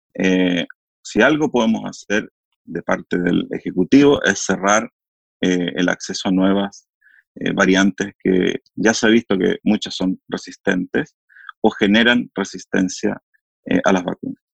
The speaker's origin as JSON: {"language": "Spanish", "country": "Chile", "said": "acá en Chile se hicieron dos estudios"}